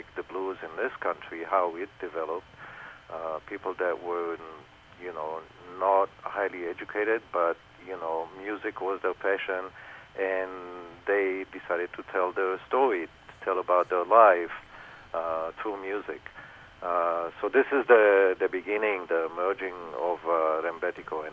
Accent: Israel; growing up in Israel

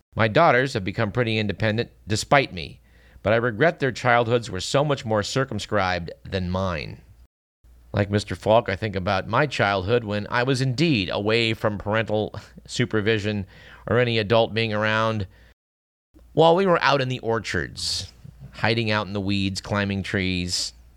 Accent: Fremont, California, United States; I grew up in Fremont

